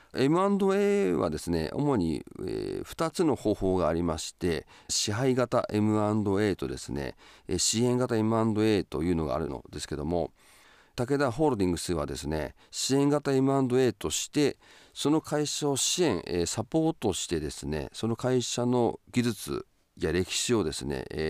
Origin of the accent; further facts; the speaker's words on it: Sapporo, Hokkaido, Japan; 私の出身地でもあります札幌市です